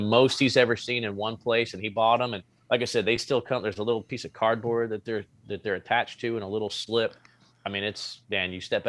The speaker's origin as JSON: {"language": "English", "region": "New Jersey", "country": "United States", "tie": "born there", "said": "about 30 miles from where I was born in New Jersey."}